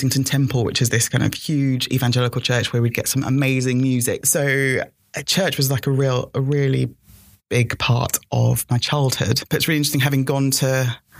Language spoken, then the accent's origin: English; Lagos, Nigeria; I was born in Lagos